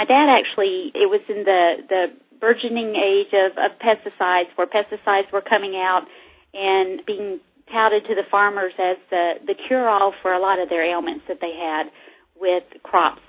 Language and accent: English; North Carolina, United States; I was raised in North Carolina